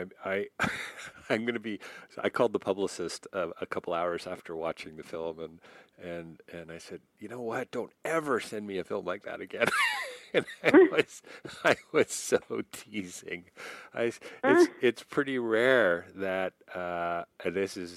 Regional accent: Canada; I'm Canadian

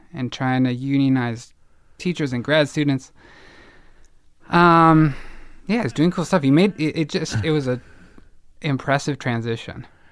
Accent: Evanston, Illinois, United States; born or raised there; moved away; also born or lived in Boston

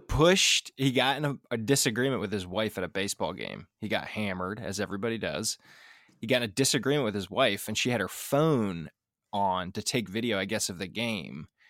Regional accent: Philadelphia, Pennsylvania, United States; probably ten minutes from the Philly stadium growing up

